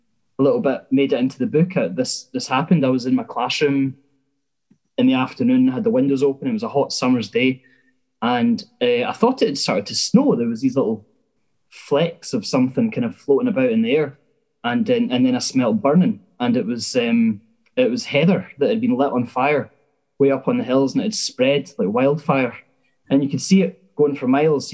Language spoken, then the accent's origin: English; Glenrothes, Scotland, United Kingdom; I'm from Glenrothes in Fife